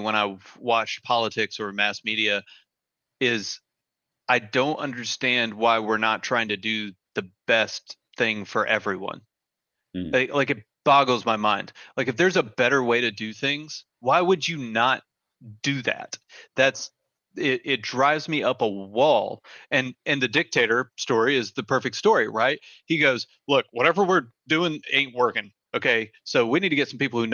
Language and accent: English; United States; as an American citizen